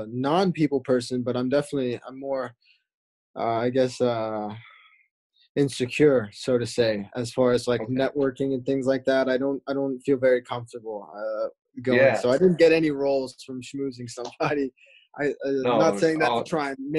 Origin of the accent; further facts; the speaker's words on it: North Carolina, United States; I found Actors Group in Winston-Salem because I'm actually from North Carolina